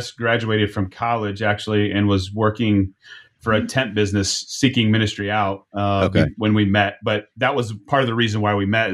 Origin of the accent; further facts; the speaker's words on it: Niles, Michigan, United States; I'm from Niles, Michigan